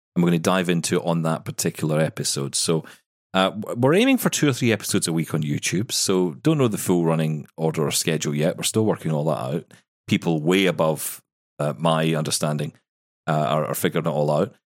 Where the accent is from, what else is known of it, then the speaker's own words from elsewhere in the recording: Scotland, United Kingdom; I'm the Scottish one